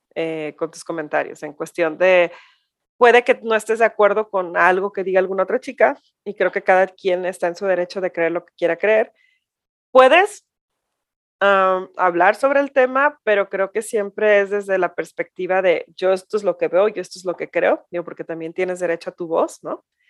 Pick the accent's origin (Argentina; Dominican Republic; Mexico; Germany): Mexico; ya no somos esas mexicanas de nuestras abuelas o de nuestras mamás hacia atrás